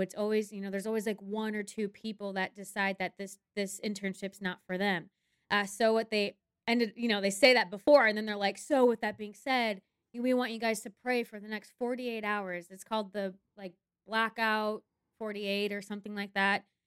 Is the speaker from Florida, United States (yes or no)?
no; Minnesota, United States; moved away; also born or lived in Mankato, Minnesota; I'm originally from Minnesota, my parents are actually split, so one of my parents lived in the cities, which is the Twin Cities, Minneapolis, Saint Paul, and the other one lived in Mankato, Minnesota